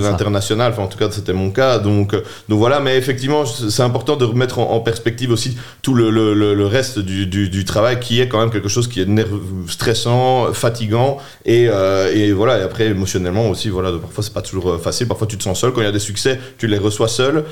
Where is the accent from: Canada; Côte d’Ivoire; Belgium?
Belgium; Charleroi, Wallonia; also born or lived in Namur; je suis né à Charleroi, je suis né à Mont-sur-Marchienne, j'ai fait mes, premières primaires à sur marchienne j'ai étudié au Collège du Sacré-Cœur chez les Jésuites euh, en secondaire